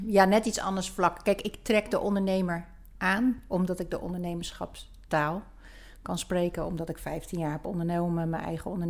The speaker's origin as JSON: {"language": "Dutch", "region": "Zeeland", "country": "Netherlands", "tie": "born or raised there", "also_born_or_lived": "Rotterdam", "said": "Ik kom uit het westen. Ik ben eh, geboren en getogen in Zeeland en ik heb eh"}